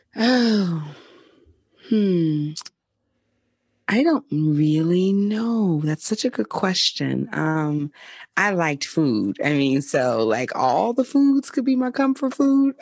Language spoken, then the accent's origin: English; Mobile, Alabama, United States; moved away; also born or lived in California; my hometown of Mobile, Alabama